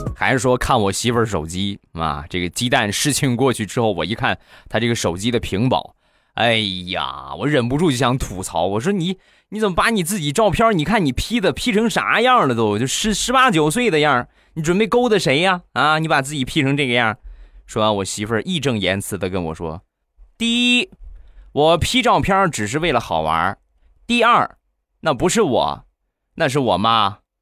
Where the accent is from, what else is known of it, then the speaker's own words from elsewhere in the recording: Rizhao, Shandong, China; 我们家乡的日照绿茶